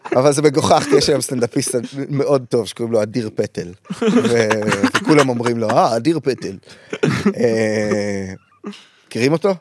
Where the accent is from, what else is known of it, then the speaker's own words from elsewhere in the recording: Kfar Saba, Central District, Israel; אני מכפר סבא